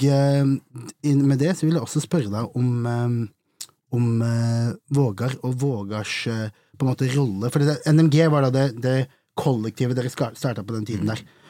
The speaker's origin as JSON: {"language": "Norwegian", "town": "Vegårshei", "region": "Agder", "country": "Norway", "also_born_or_lived": "Arendal", "said": "jeg er egentlig fra Vegårshei, nabokommunen til Risør"}